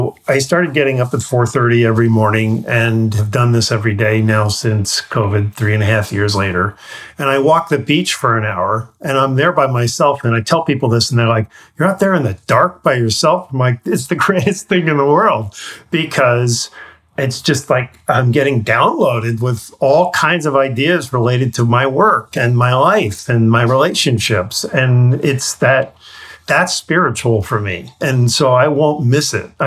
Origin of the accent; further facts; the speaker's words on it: New York, United States; I grew up in New York